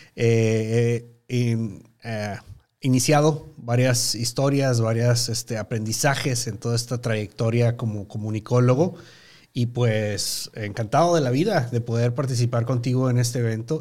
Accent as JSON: {"language": "Spanish", "region": "Chihuahua", "country": "Mexico", "tie": "born or raised there", "also_born_or_lived": "Mexico City", "moved": "as an adult", "said": "Me movieron mis papás a, Chihuahua, Chihuahua, la capital. Y pues ahí este, residí hasta los 21, 22 años de edad."}